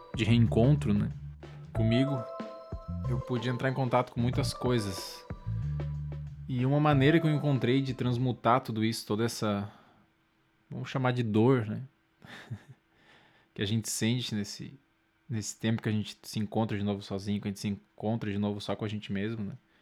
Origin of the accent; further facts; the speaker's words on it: Lages, Santa Catarina, Brazil; now in Florianópolis, Brazil; atualmente moro em Floripa, sou de Laje, Santa Catarina